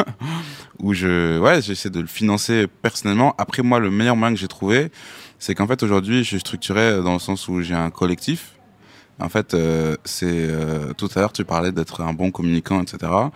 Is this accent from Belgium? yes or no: no; Amiens, Hauts-de-France, France; j'habite à Amiens. c'est, ça ma, région d'origine, donc c'est la Somme, le Nord maintenant, parce qu'il y a eu une fusion